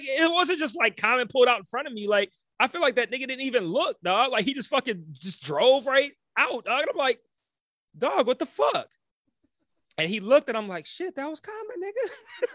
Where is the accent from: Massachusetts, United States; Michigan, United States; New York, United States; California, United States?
Michigan, United States; Detroit; moved away; also born or lived in Los Angeles; I'm from Detroit.